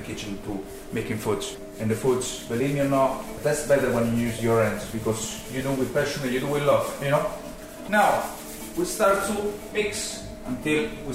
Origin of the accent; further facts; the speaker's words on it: Rome, Lazio, Italy; now in Tralee, Ireland; We are from Rome, originally